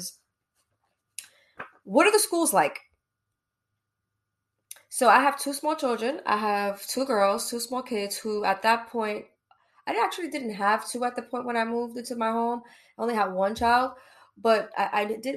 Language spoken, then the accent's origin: English; New York City, New York, United States; accent: New York; moved away; I'm from Brooklyn, East New York